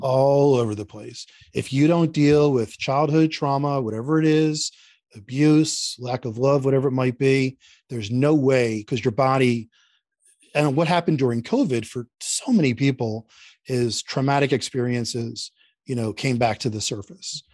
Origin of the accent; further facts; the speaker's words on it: Philadelphia, Pennsylvania, United States; moved away; I grew up in Philadelphia, Northeast Philadelphia, and I'm very Philadelphia